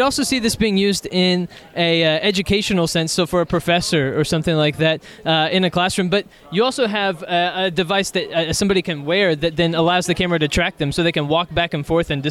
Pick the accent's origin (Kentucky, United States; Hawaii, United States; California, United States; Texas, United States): Texas, United States; I'm from Texas.